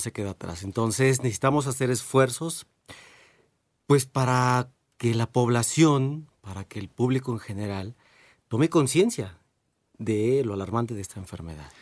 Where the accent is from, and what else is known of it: Mexico